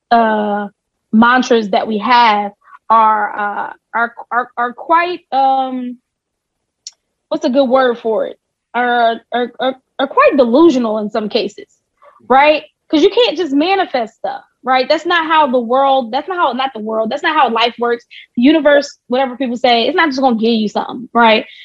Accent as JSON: {"language": "English", "region": "New Jersey", "country": "United States", "said": "Jersey. I'm, I am a Jersey."}